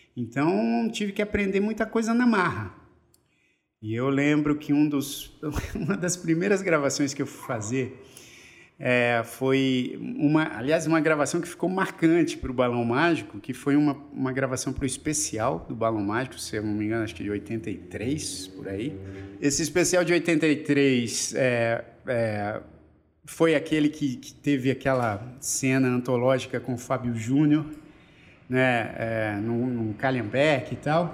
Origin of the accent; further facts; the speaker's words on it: São Paulo, Brazil; eu nasci na Promatre da Avenida Paulista